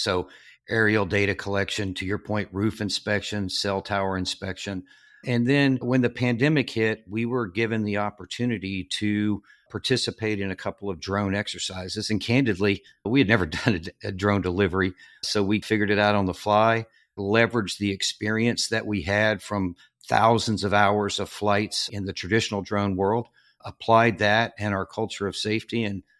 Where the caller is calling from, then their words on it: Virginia Beach, Virginia, United States; I am calling in from Virginia Beach, Virginia.